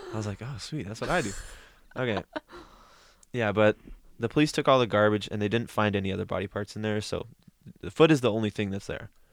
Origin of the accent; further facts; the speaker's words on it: Newberg, Oregon, United States; in my hometown